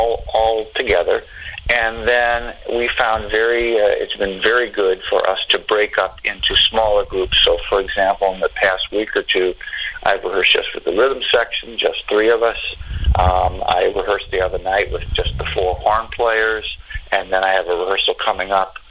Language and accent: English; Chicago, Illinois, United States; I'm from Chicago. I grew up on rock and blues